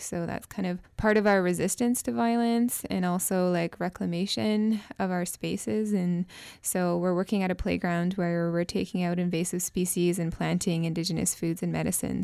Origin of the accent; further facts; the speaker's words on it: Tsartlip, British Columbia, Canada; we started as a team of two youth from Sarlip, myself, I'm also from Sarlip